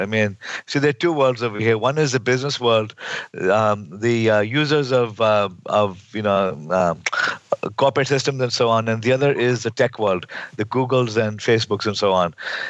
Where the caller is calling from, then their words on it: California, United States; I'm calling in from Silicon Valley. I'm now at Carnegie Mellon University in Silicon Valley.